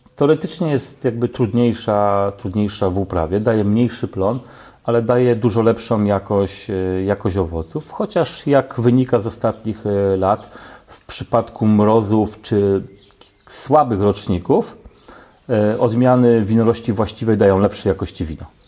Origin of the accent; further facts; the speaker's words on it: Oleśnica, Lower Silesian Voivodeship, Poland; pochodzę z Oleśnicy